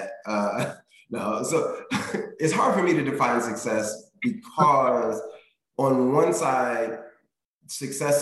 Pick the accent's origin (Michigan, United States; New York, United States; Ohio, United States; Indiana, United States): Indiana, United States; Indianapolis; moved away as an adult; now in Cincinnati, United States; I was born and raised in Indianapolis